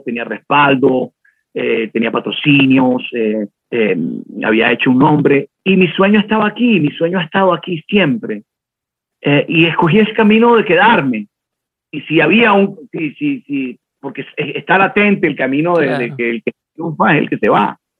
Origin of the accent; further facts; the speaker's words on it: Caribbean Region, Colombia; now in Bogotá, Colombia; yo, soy del Caribe, eh, y el Caribe es un país. Cuando llegué a vivir a Bogotá, que es otro país